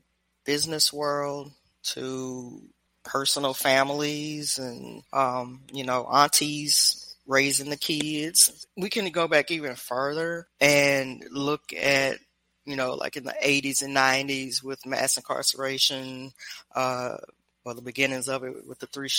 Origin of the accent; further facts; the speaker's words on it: Louisiana, Memphis, Tennessee, Baton Rouge, Deep South, United States; moved away as an adult; also born or lived in Washington, District of Columbia, United States; now in Mexico; I grew up in Louisiana, Memphis, Tennessee, Baton Rouge.